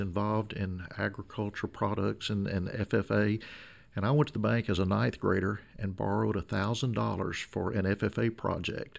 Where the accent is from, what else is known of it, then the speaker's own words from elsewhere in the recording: Emerson, Arkansas, United States; I was born and raised south of Magnolia near Emerson, a small community in southern Columbia County